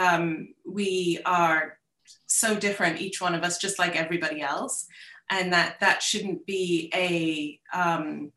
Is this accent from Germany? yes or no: no; United Kingdom; I'm British, went through the British curriculum, my kids do too.